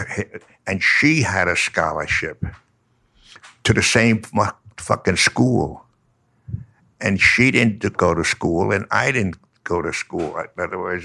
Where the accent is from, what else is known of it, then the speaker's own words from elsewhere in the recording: New York, United States; I'm from New York, so I say yo